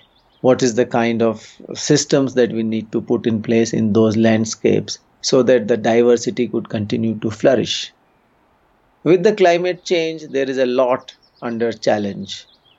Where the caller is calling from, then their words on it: Uttarakhand, India; and I'm calling in from Uttarakhand state.